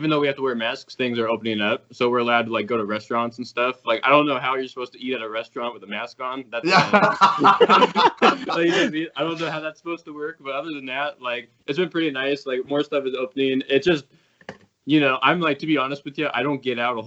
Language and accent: English; Washington, United States; I'm from Washington State in the U.S.